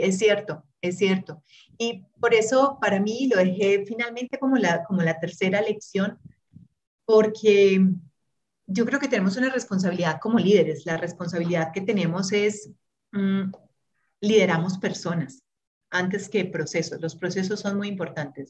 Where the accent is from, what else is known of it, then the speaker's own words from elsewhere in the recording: Urabá, Antioquia, Colombia; also born or lived in Brazil; now in Medellín, Colombia; nací en Urabá